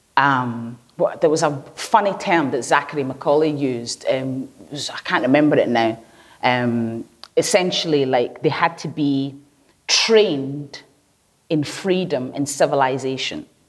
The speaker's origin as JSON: {"language": "English", "town": "Glasgow", "region": "Scotland", "country": "United Kingdom", "tie": "born or raised there", "also_born_or_lived": "Lagos Island, Lagos, Nigeria", "said": "when I first moved here, and I grew up in the East End, not far away from here"}